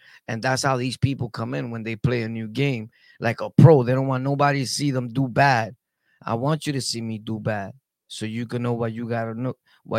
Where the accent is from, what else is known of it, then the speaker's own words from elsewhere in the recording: Brooklyn, New York, United States; also born or lived in Harlem / Jamaica, Queens; I lived everywhere, bro. I lived in Harlem, Carver Projects. I'm from Brooklyn, though, but I lived everywhere. I lived on Southside, Jamaica, all the hoods.